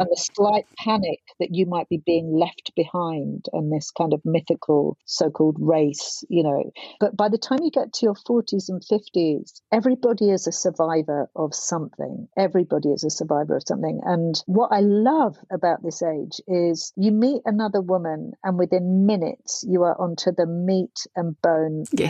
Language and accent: English; London, United Kingdom; growing up in Hackney, where it wasn't very safe in the 80s